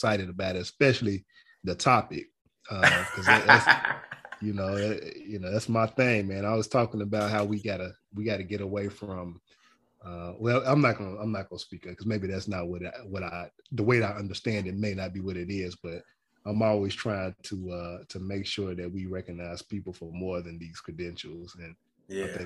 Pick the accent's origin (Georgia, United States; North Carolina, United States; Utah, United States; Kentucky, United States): Kentucky, United States; Louisville; moved away as an adult; now in Nashville, United States; I'm originally from Louisville, Kentucky, born and raised in Louisville, Kentucky